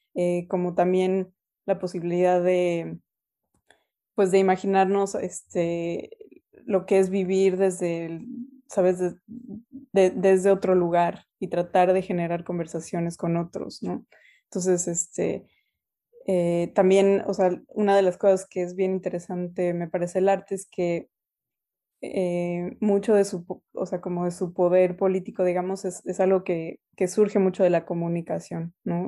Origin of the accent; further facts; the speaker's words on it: Mexico City, Mexico; first language Spanish; moved away as an adult; also born or lived in United States; now in Canada; nací y crecí en la Ciudad de México, ahí eh, pues pasé toda mi infancia, mi adolescencia